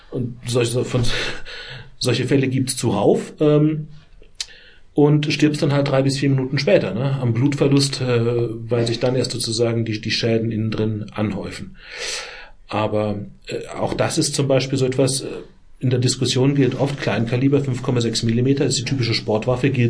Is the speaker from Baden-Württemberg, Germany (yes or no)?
no; Bavaria, Germany; in dem Heimatlandkreis, wo ich herkomme, Landkreis Miesbach, 80.000 Einwohner